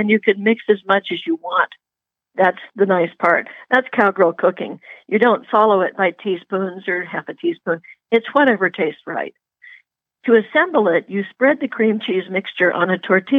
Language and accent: English; Puget Sound, Washington, United States; moved away; I grew up on Puget Sound